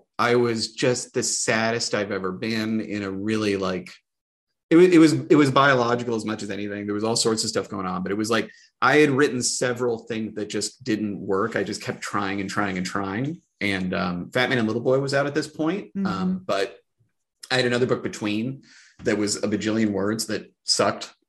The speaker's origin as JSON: {"language": "English", "town": "Indianapolis", "region": "Indiana", "country": "United States", "tie": "born or raised there", "said": "I grew up essentially in the Arthur Jordan YMCA in Indianapolis, where my mom worked a bajillion hours a week all the time"}